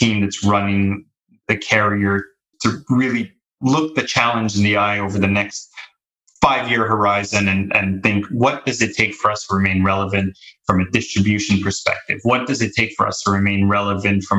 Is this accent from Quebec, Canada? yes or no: yes; Montreal, Quebec, Canada; moved away as an adult; I'm born and raised in Canada, in Montreal